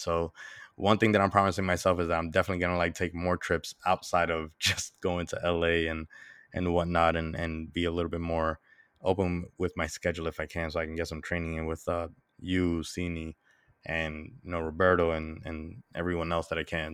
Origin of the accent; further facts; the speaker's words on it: New York, United States; I'm Dominican. even though I was born and raised in New York